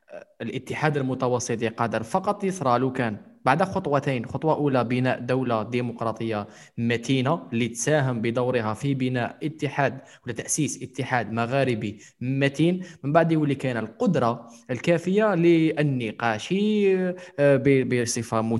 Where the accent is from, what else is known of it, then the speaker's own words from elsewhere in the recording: Algeria; السؤال هو دوكا انا شاب جزائري